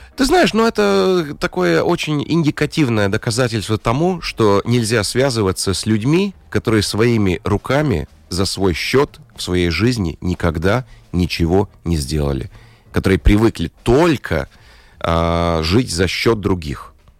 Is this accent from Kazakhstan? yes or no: no; Latvia; Russian is a second language; По паспорту я латыш